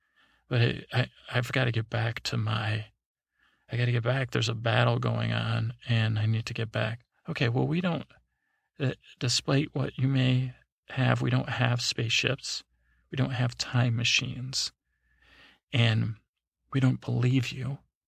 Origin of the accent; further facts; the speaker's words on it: Iowa, United States; I'm not from parts unknown. I'm from Iowa.